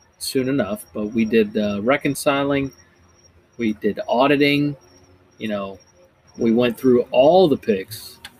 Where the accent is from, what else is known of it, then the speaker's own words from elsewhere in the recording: the South, United States; accent: twang; I'm from the South